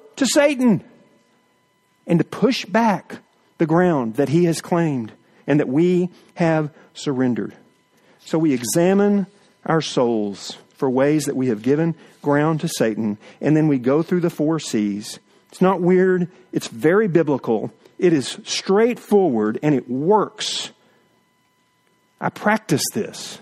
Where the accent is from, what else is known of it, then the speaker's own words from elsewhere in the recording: East Texas, United States; We grew up in East Texas in the woods hunting